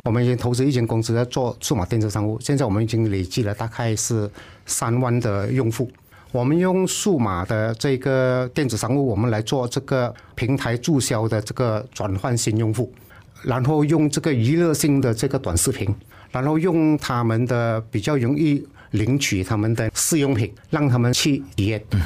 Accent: Malaysia; 我们是英国的殖民地

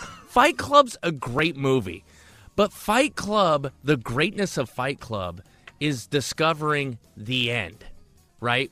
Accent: Tacoma, Washington, United States; I grew up in Tacoma

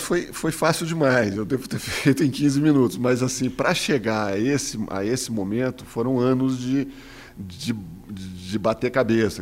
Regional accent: Minas Gerais, Brazil; eu sou mineiro

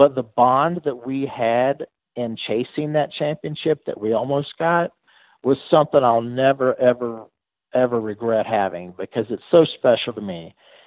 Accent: Radford, Virginia, United States; also born or lived in Pulaski County, Virginia; I was born in Radford. I lived my whole life in Pulaski County

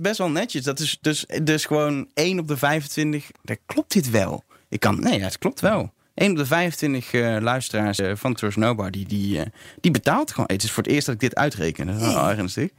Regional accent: Netherlands; ik ben een Nederlander

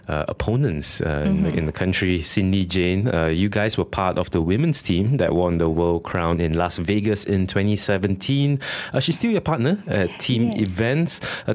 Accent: Malaysia; I'm Malaysian.

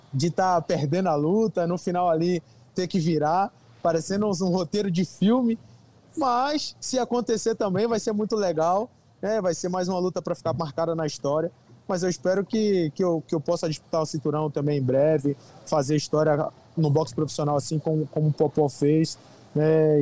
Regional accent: Brazil; na minha terra, onde eu recebo a maior parte do, do carinho do público brasileiro, onde eu convivo, onde eu moro

